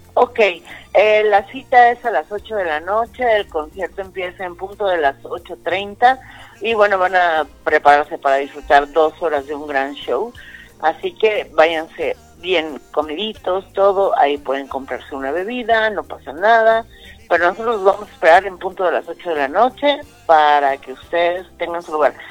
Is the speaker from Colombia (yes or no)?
no; Mexico; como buenos mexicanos